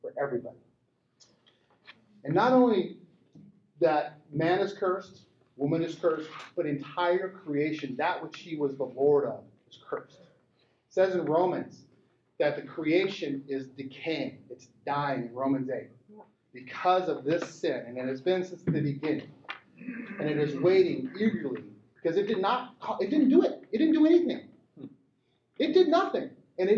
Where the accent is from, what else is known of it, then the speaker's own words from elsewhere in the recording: Montana, United States; I grew up in Montana, round guns, rural Montana.